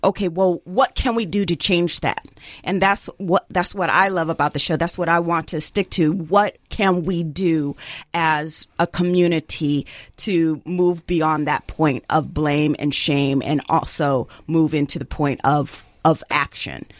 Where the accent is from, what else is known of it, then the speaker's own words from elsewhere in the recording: Jamaica; I'm, I'm Jamaican